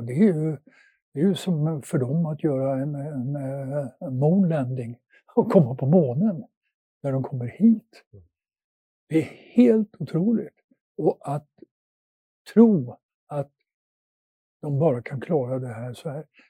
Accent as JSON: {"language": "Swedish", "town": "Luleå", "region": "Norrbotten County", "country": "Sweden", "tie": "born or raised there", "also_born_or_lived": "Netherlands", "moved": "yes", "said": "där jag växte upp i Luleå"}